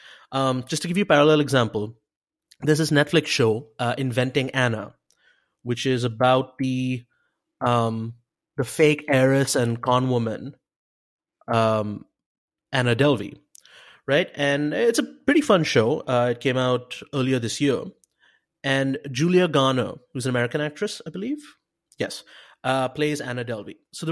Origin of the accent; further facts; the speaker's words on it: Mumbai, Maharashtra, India; Like, I'm from Mumbai, same as where Steve Banerjee was from. So, and you know, obviously my accent has changed in the 13 years that I've been here.